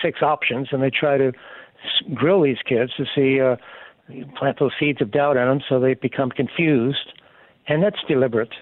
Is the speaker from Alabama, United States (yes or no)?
yes; Alabama, United States; I'm from Alabama